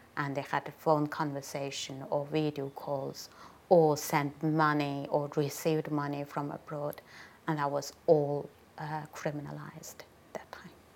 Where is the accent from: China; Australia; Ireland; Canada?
China; Ghulja, Xinjiang; moved away as an adult; now in United Kingdom; I am from Gulja, uh, a northern part of East Turkestan, bordering Kazakhstan